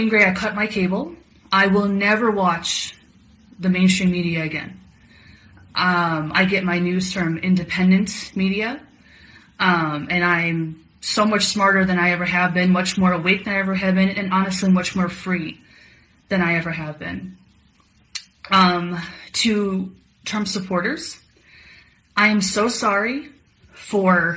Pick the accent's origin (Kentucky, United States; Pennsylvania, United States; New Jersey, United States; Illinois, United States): Illinois, United States; I'm from Illinois